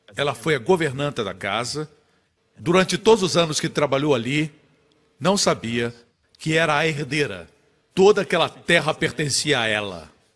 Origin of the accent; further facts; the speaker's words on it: Singapore; nós somos de Singapura